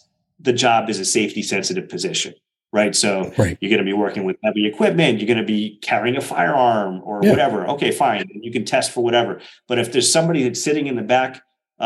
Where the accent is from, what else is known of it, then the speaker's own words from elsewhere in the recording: New Jersey, United States; my home state of New Jersey